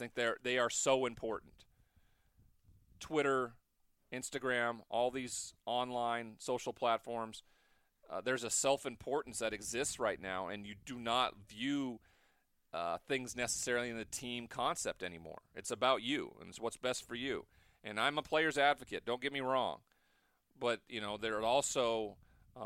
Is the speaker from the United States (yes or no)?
yes; West Coast, United States; I'm also from the West Coast.